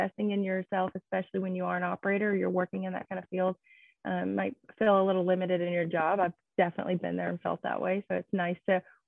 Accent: Nashville, Tennessee, United States; I'm born and raised in the heart of Nashville

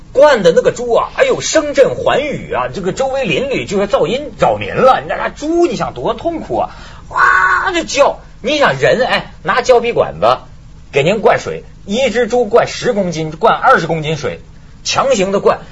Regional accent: China; 我们中国人

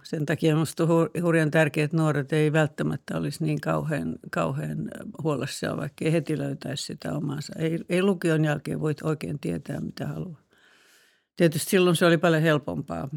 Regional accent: Karkkila, Uusimaa, Finland; oli lukiossa mun kanssa Karkkilassa – kun on maalta kotoisin se Karkkilan ympäristö

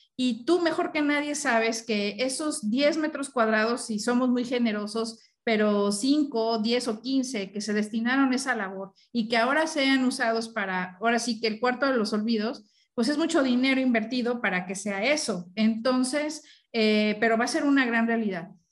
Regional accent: Mexico City, Mexico; now in Monterrey, Mexico; yo estoy aquí en Monterrey, que soy chilanga, pero estoy vivo aquí en Monterrey

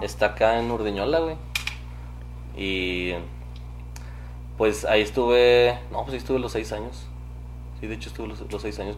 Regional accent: Saltillo, Coahuila, Mexico; Nací aquí en Saltillo, Coahuila.

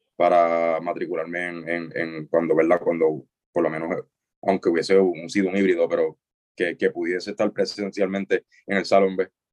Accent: Isabela, Puerto Rico; moved away as an adult; also born or lived in Mayagüez; soy de Isabela

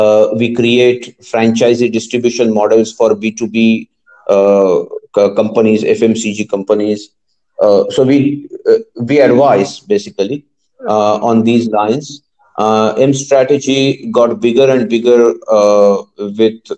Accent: Pune, Maharashtra, India; moved away; My parents stay in Pune. I'm originally from Pune

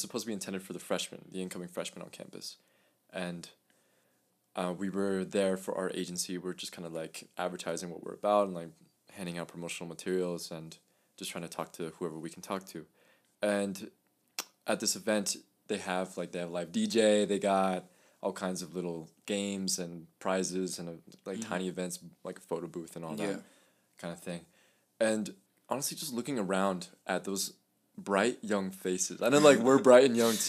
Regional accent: Santa Fe, New Mexico, United States; first language Spanish; English is a second language; also born or lived in León, Guanajuato, Mexico / Albuquerque; I... moved to the United States when I was 2 years old. Okay. And I've lived in Santa Fe since then, 19 years later.

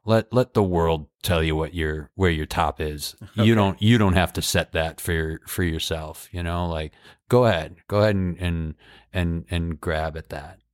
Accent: Holyoke, Massachusetts, United States; moved away as an adult; also born or lived in Chicago; my hometown of Holyoke

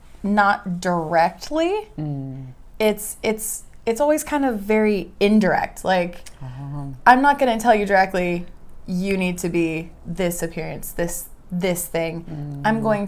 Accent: United States; moved away as an adult; also born or lived in Korea; now in South Korea; I'm from America. I've lived in Korea for 10 years

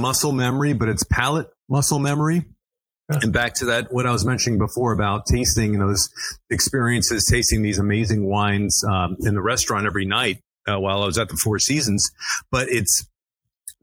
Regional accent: Miami, Florida, United States; I'm of Greek descent, born and raised in Miami, Florida

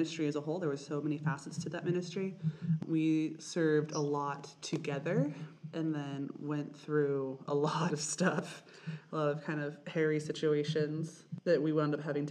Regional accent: Idaho, United States; I'm from Idaho

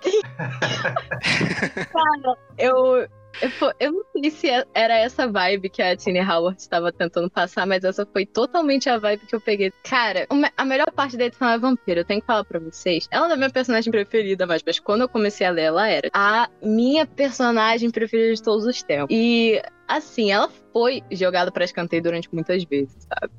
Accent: Brazil; Eu sou brasileiro

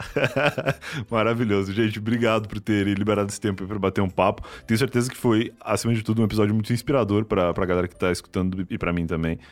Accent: Rio Grande do Sul, Brazil; now in São Paulo, Brazil; cresci no Rio Grande do Sul, né? Eu sou gaúcho, cresci lá e sempre morei em casa

